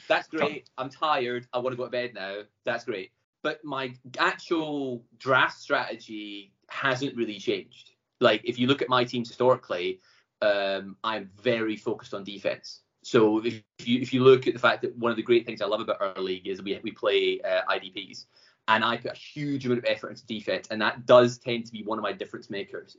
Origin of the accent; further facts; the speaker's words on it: Glasgow, Scotland, United Kingdom; I'm from Glasgow. Live in Glasgow. Having travelled around a bit, just came home.